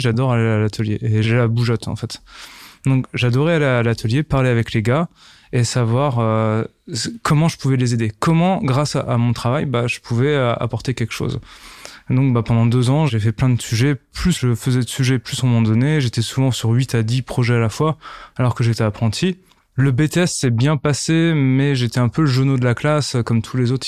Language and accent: French; Nancy, Grand Est, France; Je suis originaire de Nancy et plus particulièrement du petit village qui s'appelle Bouxerodam à côté de Nancy